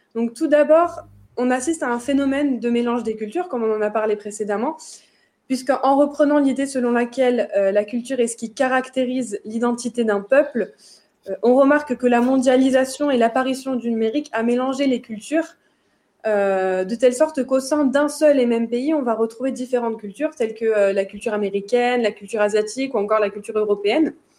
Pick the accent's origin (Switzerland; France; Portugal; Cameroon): France; en tant que Français